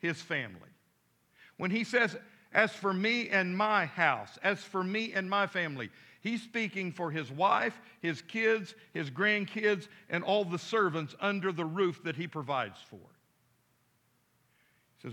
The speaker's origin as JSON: {"language": "English", "town": "Midland", "region": "Texas", "country": "United States", "tie": "born or raised there", "moved": "yes", "lives_now": "Fort Smith, United States", "said": "I grew up in Midland, Texas back in the day"}